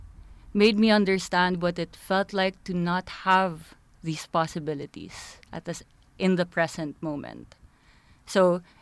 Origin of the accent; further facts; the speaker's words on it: Philippines; I'm from the Philippines. Mm. I'm from a third world country as well.